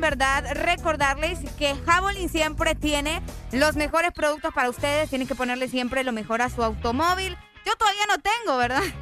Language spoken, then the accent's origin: Spanish; San Pedro Sula, Cortés, Honduras; yo soy de San Pedro Sula, yo soy nacida acá.